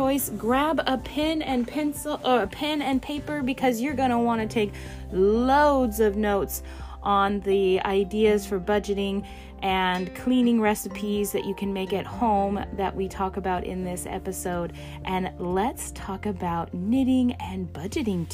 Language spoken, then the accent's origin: English; Alaska, United States; explorer of my home state of Alaska